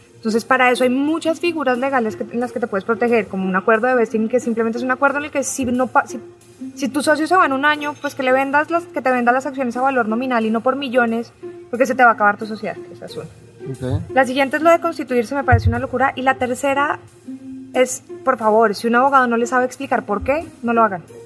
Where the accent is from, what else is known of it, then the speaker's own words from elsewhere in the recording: Colombia; moved away as an adult; now in Mexico; yo soy una colombiana abogada que se vino a abrir su startup en México